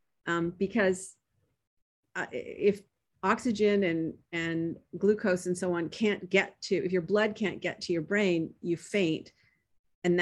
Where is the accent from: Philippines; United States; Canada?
Canada; Toronto, Ontario; moved away; I was born in Toronto. I grew up Canadian